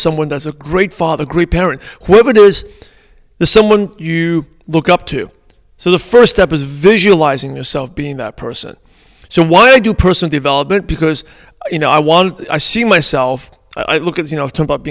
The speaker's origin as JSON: {"language": "English", "town": "New York City", "region": "New York", "country": "United States", "tie": "born or raised there", "second_language": "English", "said": "I grew up in Brooklyn, New York, in a pretty mostly Caucasian neighborhood"}